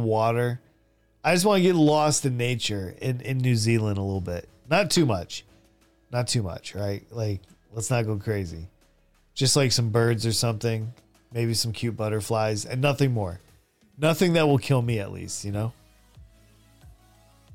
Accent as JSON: {"language": "English", "country": "United States", "also_born_or_lived": "Saudi Arabia / South Korea / Philippines", "moved": "as an adult", "said": "As an American"}